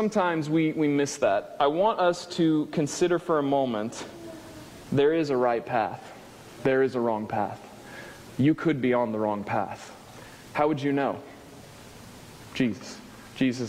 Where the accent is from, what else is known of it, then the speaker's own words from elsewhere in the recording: Springfield, Missouri, United States; moved away; I'm from Springfield? We don't come up north